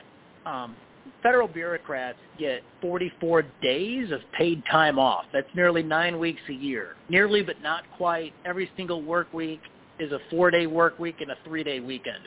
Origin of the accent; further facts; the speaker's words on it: Illinois, United States; I'm from Illinois.